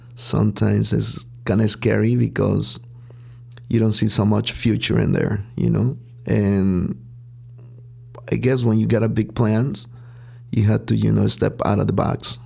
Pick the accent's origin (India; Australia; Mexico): Mexico; Huitzuco, Guerrero; now in Chicago, United States; I was born and raised in Mexico, and there's really a small town called Huitzuco Guerrero.